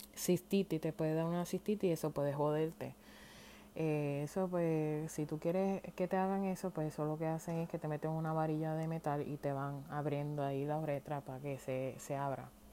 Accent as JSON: {"language": "Spanish", "country": "Puerto Rico", "moved": "as an adult", "said": "me fui de Puerto Rico"}